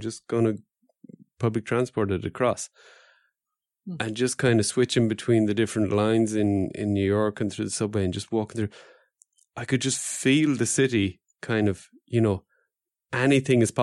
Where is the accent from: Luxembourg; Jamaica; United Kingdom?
Luxembourg; We're tiny, but there is a big American connection